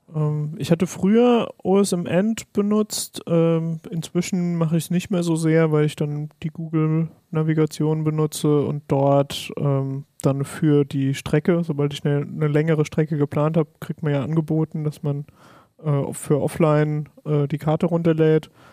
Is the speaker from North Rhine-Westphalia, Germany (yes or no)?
no; Palatinate Forest, Rhineland-Palatinate, Germany; ich komme zum Beispiel aus dem Pfälzerwald